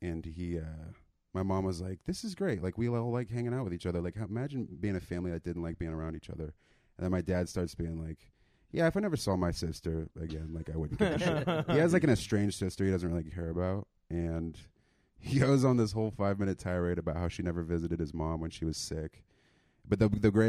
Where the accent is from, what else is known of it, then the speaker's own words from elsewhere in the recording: Sonoma County, Bay Area, California, United States; moved away; I'm from Sonoma County, kind of Bay Area